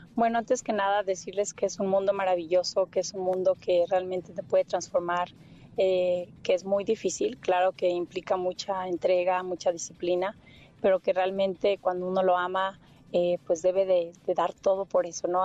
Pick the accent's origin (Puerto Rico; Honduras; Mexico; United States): Mexico; moved away; also born or lived in London; llegué de México